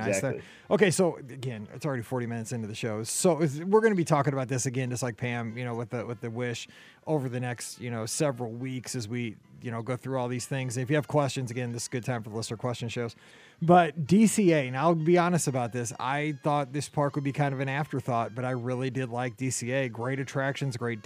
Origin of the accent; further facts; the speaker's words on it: St. Louis, Missouri, United States; we are from St. Louis